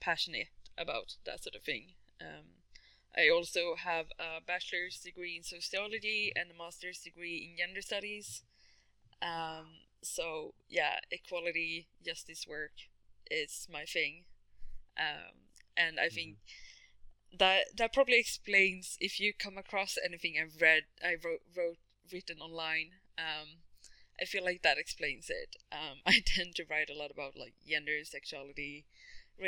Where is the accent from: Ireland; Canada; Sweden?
Sweden; I'm from Sweden.